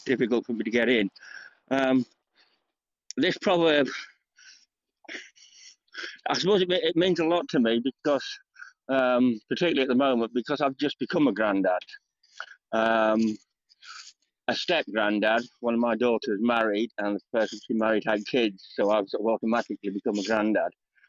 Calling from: United Kingdom; I'm joining you from the UK.

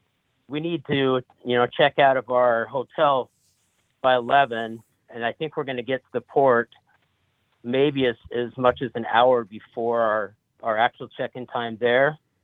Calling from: Spokane, Washington, United States; I'm actually calling from Spokane, Washington, because we're up here helping my father-in-law pack up everything and so he can sell this place.

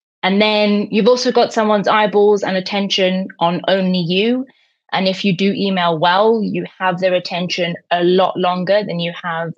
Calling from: Newcastle, North East England, United Kingdom

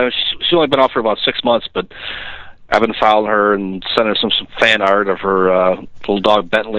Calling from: Baltimore, Maryland, United States; I'm calling from Baltimore, Maryland.

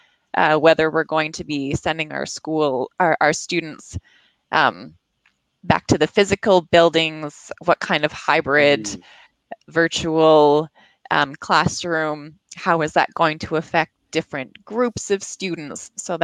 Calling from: Montreal, Quebec, Canada; I'm calling from a suburb just outside of Montreal in Canada.

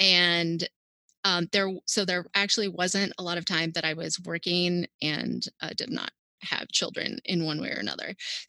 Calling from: Maryland, United States

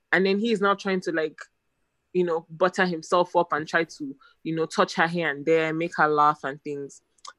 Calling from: Lagos, Nigeria

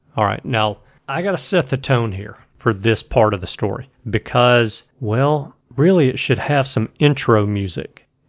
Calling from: Birmingham, Alabama, United States; I am calling from Birmingham, Alabama. Actually, I live in Birmingham, Alabama, but I'm calling from somewhere in Idaho.

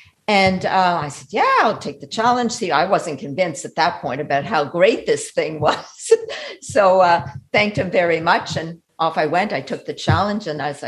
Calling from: Canada; well, Eric, I'm calling you from Canada, and I just heard your masterclass

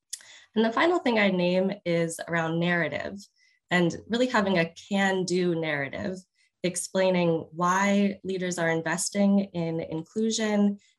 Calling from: St. Louis, Missouri, United States; Hi, Megan, I'm joining you from St. Louis in the United States.

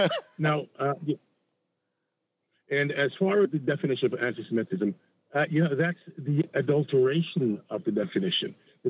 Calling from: Long Island, New York, United States; Hey, John. Hey, Reggie. … from Long Island.

